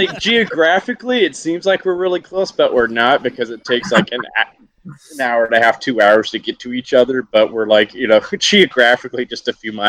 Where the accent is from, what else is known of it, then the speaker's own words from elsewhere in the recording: Alabama, United States; now in New York, United States; I'm from Alabama originally, so we don't have the grid system in my hometown.